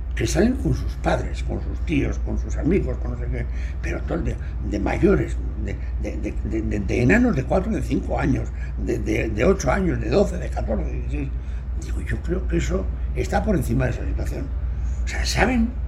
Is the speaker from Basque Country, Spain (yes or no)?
yes; Bilbao, Basque Country, Spain; now in Madrid, Spain; Yo nací en Bilbao, yo llevo 47 años viviendo en Madrid. Yo viví el Athletic pues con mi padre muchos años, porque además vivía justo en el barrio de Deusto